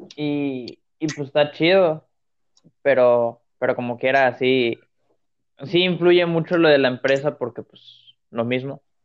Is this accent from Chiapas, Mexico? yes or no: no; Linares, Nuevo León, Mexico; de mi tierra, de, de Linares, Nuevo León.